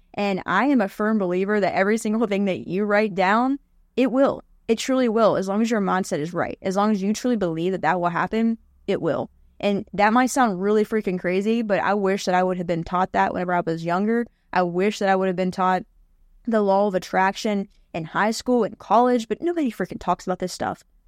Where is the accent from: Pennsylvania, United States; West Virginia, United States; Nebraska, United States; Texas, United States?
West Virginia, United States; I grew up in West Virginia